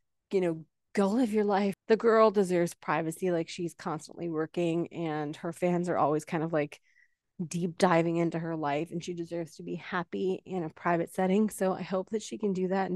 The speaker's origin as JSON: {"language": "English", "country": "Canada", "said": "I'm from Canada"}